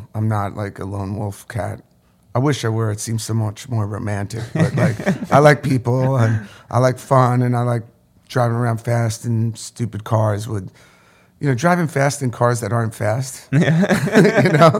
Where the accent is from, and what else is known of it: Orange County, New York, United States; born or raised there